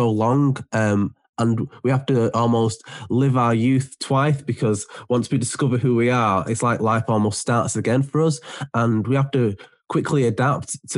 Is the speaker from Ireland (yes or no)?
no; Manchester, North West England, United Kingdom; I am from Manchester.